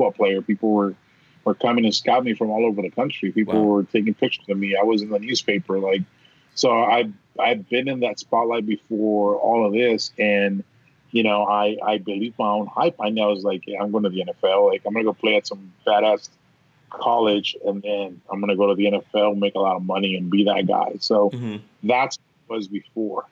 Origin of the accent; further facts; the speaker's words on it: United States; also born or lived in Villahermosa, Tabasco, Mexico; I grew up here in the States